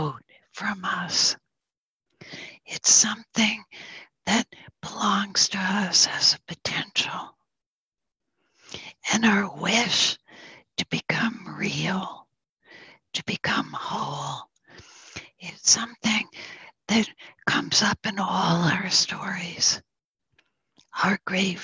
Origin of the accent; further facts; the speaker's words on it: Northern New York, United States; I'm from Northern New York, which is the home of the Mohawk people